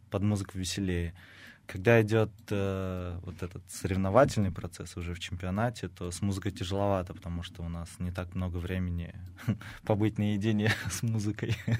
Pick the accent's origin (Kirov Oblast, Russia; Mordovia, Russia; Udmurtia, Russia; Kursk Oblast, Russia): Mordovia, Russia; Saransk; now in Samara, Russia; я жил и рос в Саранске